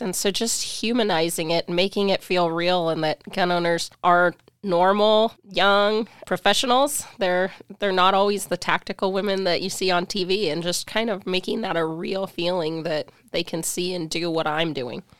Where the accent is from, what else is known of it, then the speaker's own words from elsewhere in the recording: Spokane, Washington, United States; also born or lived in Pullman; I was born and raised in Spokane